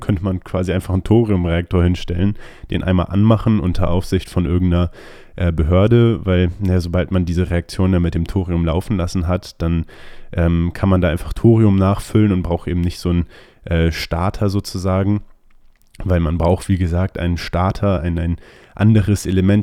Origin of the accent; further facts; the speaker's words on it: Germany; wir als Deutsche